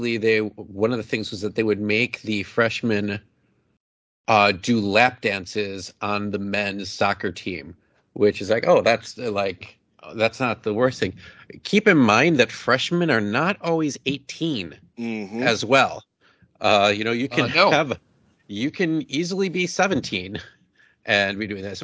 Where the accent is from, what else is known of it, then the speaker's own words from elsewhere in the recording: Chicago, Illinois, United States; It's like my hometown university, like my, you know, aunt like lives right there, my grandma does. Like, you know, that's the Chicago university